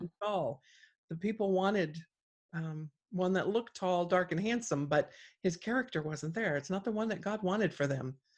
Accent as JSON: {"language": "English", "town": "South Gate", "region": "California", "country": "United States", "tie": "born or raised there", "moved": "yes", "lives_now": "North Idaho, United States", "said": "I grew up down there."}